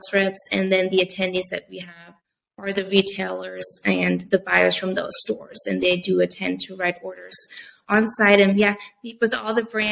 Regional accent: Germany; moved away as an adult; now in United States; I am originally from Germany. So I did go to a U.S. college.

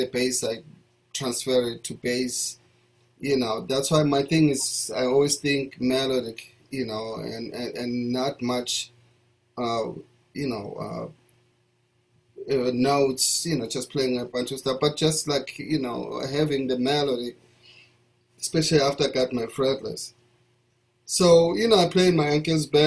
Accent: Soweto, Gauteng, South Africa; also born or lived in Alexandra, South Africa; now in United States; I was born in Alexandra Township, which is a town about 25 minutes away from Johannesburg City. And then when I was about 3 months old, they moved me to my grandmother's house in the township of Soweto

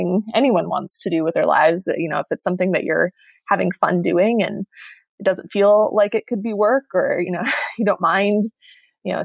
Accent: Michigan, United States; I'm from Michigan

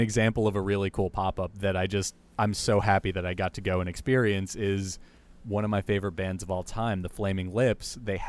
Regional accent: Bergen County, New Jersey, United States; So I'm actually born and raised in New Jersey, part of northern New Jersey in Bergen County, which is just like, I mean, it's your average suburb. It's upper middle class. It's really close to New York City.

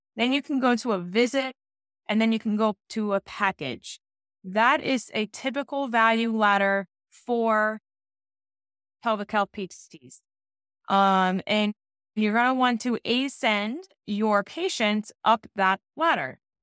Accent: Georgia, United States; moved away; I'm from Georgia, so I got to go hang out with my parents

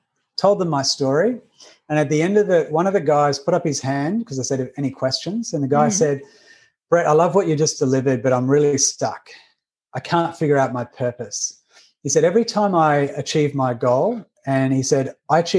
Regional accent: Australia; accent: Australian; I'm Australian. You can hear the accent.

